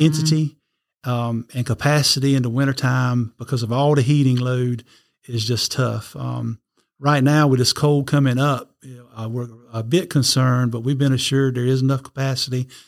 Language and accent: English; Red Springs, North Carolina, United States; I was born in Red Springs, North Carolina, little town just south of Fayetteville